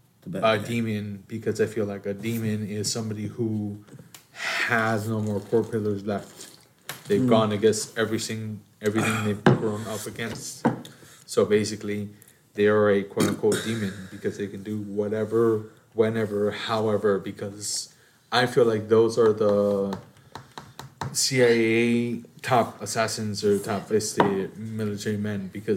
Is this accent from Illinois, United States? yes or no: yes; Chicago, Illinois, United States; As a Chicagoan from Chicago.